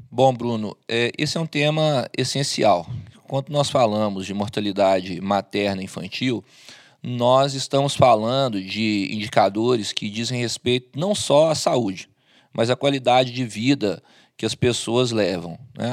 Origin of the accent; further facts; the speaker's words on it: Minas Gerais, Brazil; como bom mineiro